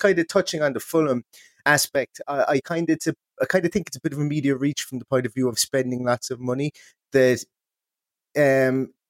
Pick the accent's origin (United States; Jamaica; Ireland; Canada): Ireland; accent: Irish; very, very hearty welcome here from Ireland, as you may be able to tell. My Irish accent is quite strong.